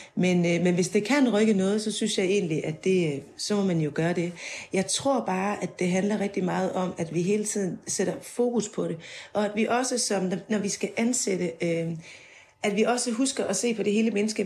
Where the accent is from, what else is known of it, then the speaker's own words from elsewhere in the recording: Denmark; jeg kommer fra Jylland